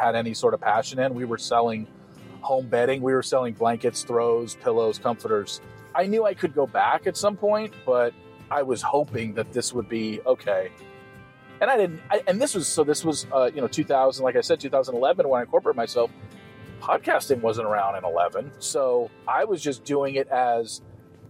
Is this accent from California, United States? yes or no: yes; Southern California, United States; moved away; I grew up in Southern California